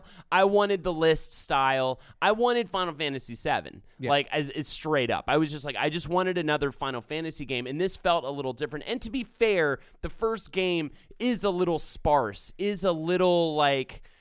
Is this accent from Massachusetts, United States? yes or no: no; Charlotte, North Carolina, United States; moved away; I grew up in in Charlotte